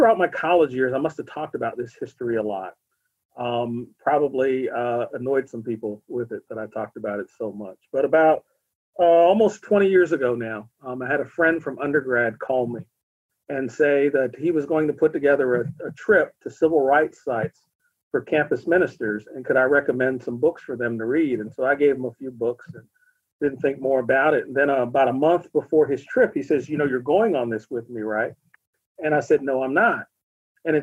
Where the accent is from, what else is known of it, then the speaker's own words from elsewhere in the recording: Western Pennsylvania, United States; also born or lived in Beaver Falls, Pennsylvania; I'm from Pennsylvania. I'm born and raised in Western Pennsylvania